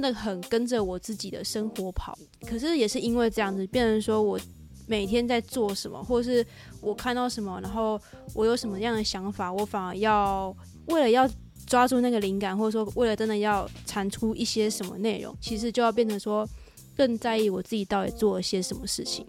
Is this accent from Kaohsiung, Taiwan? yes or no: yes; Kaohsiung, Taiwan; now in Taipei, Taiwan; 现在住这附近，但是我本身我是哦。我是高雄人